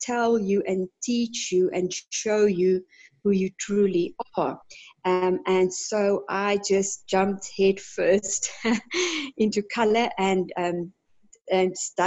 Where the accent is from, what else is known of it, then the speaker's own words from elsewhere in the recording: Johannesburg, Gauteng, South Africa; I am from Johannesburg in South Africa